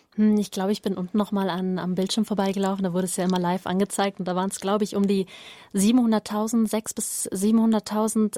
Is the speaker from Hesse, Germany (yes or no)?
no; Oberstdorf, Bavaria, Germany; ich komme aus Oberstdorf